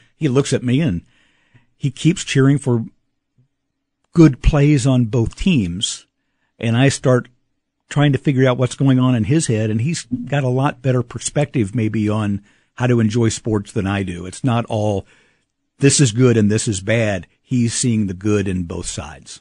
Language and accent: English; Kansas City, Kansas, United States; growing up in the Kansas City, Kansas schools